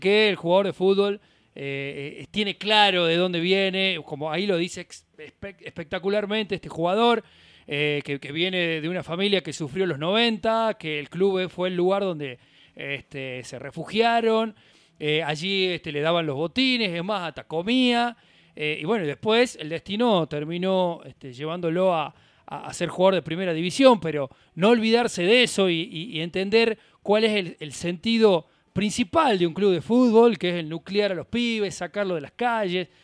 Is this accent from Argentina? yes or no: yes; Argentina; somos, somos argentinos